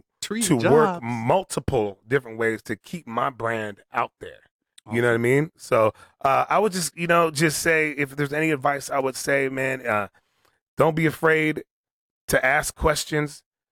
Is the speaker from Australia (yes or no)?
no; Toronto, Ontario, Canada; born there; I was born in Toronto, Canada. Mm-hmm. So I'm still a Canadian.